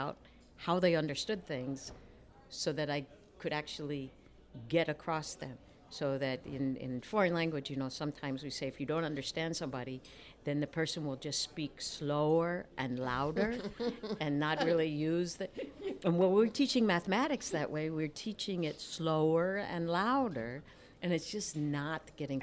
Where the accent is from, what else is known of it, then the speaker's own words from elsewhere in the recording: New Jersey, United States; moved away as an adult; I grew up in South Jersey, went to an inner city high school